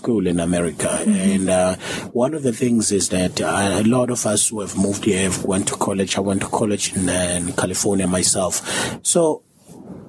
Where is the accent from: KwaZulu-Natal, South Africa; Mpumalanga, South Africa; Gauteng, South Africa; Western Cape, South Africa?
KwaZulu-Natal, South Africa; Durban; now in United States; I was raised in South Africa